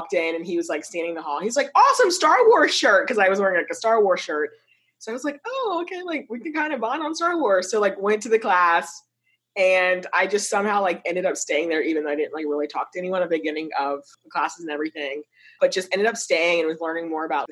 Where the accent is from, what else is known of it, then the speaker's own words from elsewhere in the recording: Virginia, United States; I'm originally from Virginia, moved back to Norfolk